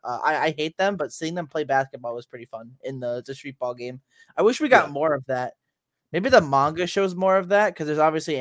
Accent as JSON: {"language": "English", "country": "United States"}